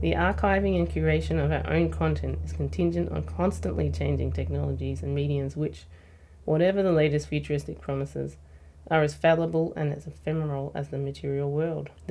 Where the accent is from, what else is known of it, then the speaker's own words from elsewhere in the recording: Ballarat, Victoria, Australia; I grew up in Ballarat